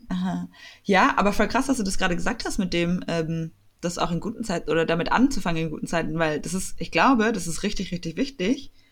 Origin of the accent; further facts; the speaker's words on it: Swabia, Baden-Württemberg, Germany; accent: Swabian; mit meinem schwäbischen Akzent